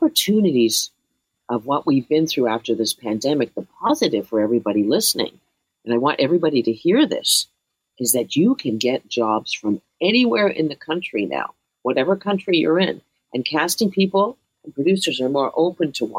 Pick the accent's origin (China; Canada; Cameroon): Canada; moved away